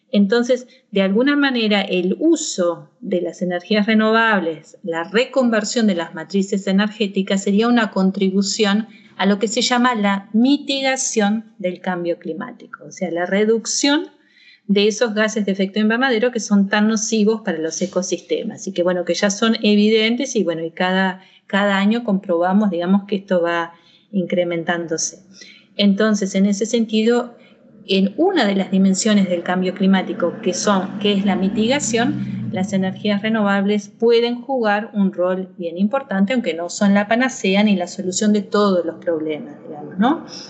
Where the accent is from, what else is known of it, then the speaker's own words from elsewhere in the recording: Argentina; moved away as an adult; also born or lived in Mainz, Germany; now in Tacuarembó, Uruguay; yo nací en Argentina